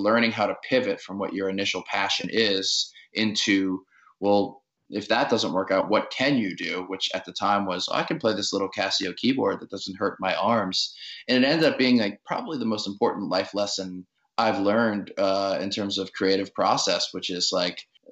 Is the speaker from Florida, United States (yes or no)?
no; New Orleans, Louisiana, United States; I grew up in New Orleans in the suburbs